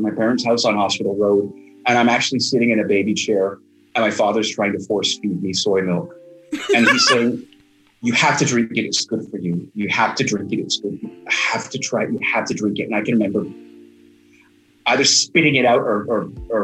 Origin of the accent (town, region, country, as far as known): George Town, Cayman Islands; born or raised there; also born or lived in Kingston, Jamaica